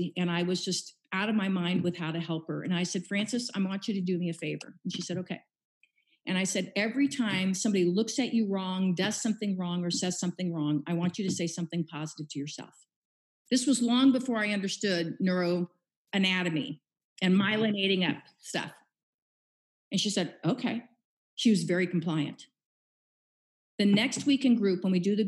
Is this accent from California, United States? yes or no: no; Kansas City, Missouri, United States; moved away as an adult; also born or lived in San Diego; I was born and raised in Kansas City